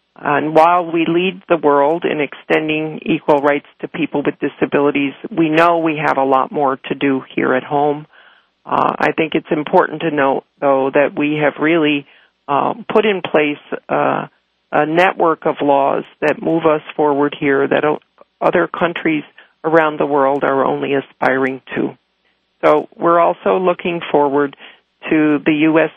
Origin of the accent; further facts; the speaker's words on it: Chicago, Illinois, United States; my hometown of Chicago